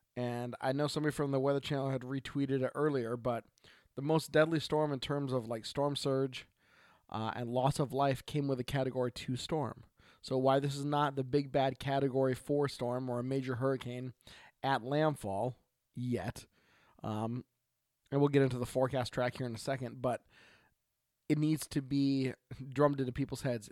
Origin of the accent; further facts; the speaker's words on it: Oregon, United States; from Oregon